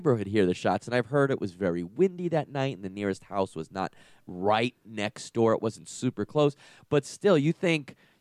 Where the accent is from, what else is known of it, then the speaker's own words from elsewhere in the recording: Long Island, New York, United States; I grew up in Long Island, New York